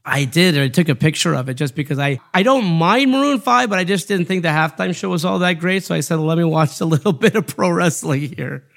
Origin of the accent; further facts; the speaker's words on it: Los Angeles, California, United States; I grew up on the Showtime Lakers, sitting in the Colonnade section at the Forum. I grew up on the Dodgers from the top deck at Dodger Stadium